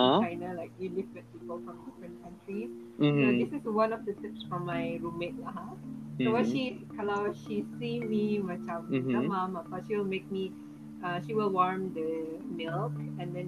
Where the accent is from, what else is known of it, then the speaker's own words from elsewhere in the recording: Brunei; moved away as an adult; now in China; being born and raised in Brunei